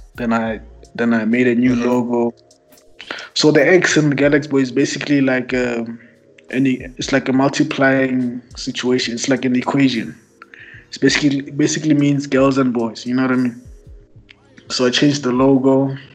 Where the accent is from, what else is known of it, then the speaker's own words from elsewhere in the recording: Pretoria, Gauteng, South Africa; I'm from Mums. Uh, grew up, born and raised.